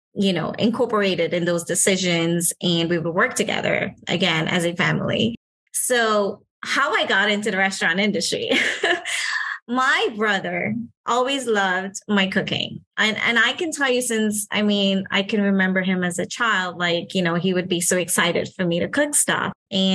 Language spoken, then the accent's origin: English; Trinidad & Tobago; now in Miami, United States; So I'm a local from Miami, migrating from Trinidad